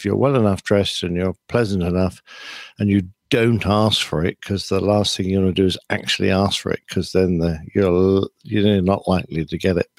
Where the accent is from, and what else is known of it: England, United Kingdom